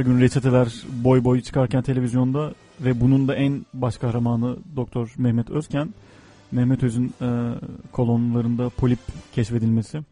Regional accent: Turkey; ben de Amerika'nın ünlü şovmenini tanıyan bilen Türk'üm

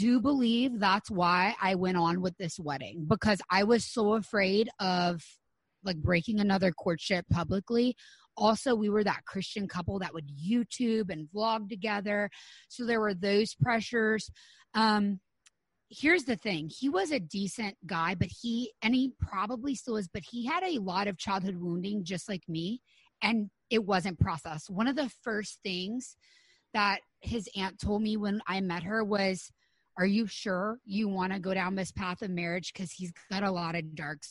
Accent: Louisiana, United States; moved away as an adult; also born or lived in Los Angeles / Florida; we moved home from Los Angeles to like small town Louisiana

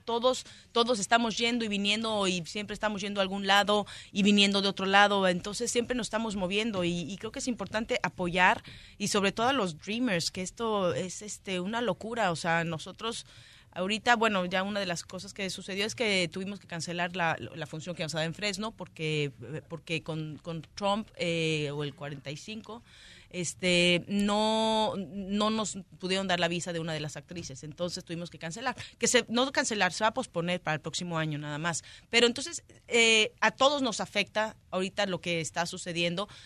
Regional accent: Mexico; now in Los Angeles, United States; Yo siendo mexicana, viviendo acá en Los Ángeles desde hace tanto tiempo

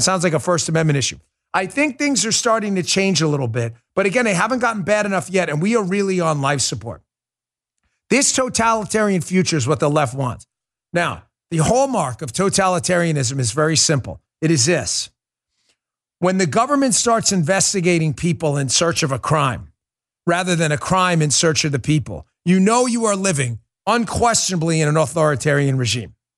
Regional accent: New York, United States; moved away; It's my hometown. I was born there

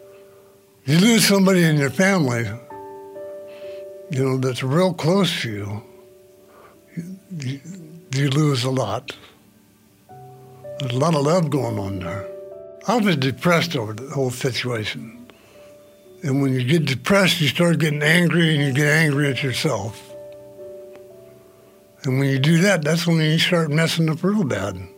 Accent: Roseville, California, United States; I grew up in the Roseville area

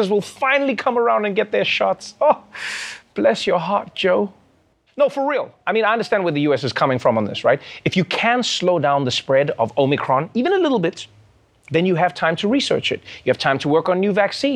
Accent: South Africa; I too am a South African.

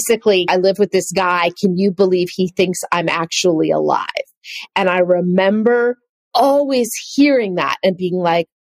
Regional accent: Marin County, California, United States; I grew up in Marin County

